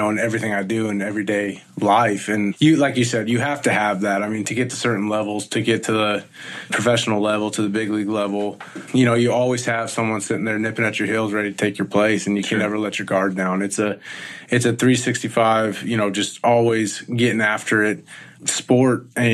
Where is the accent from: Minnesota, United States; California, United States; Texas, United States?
California, United States; Visalia; born and raised in Central Valley, California, in Visalia, in Tulare County